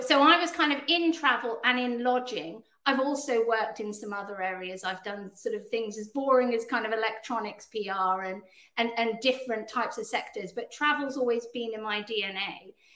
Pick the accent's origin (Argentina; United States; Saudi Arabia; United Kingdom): United Kingdom; also born or lived in Canada; despite my accent, I'm actually Canadian as well as British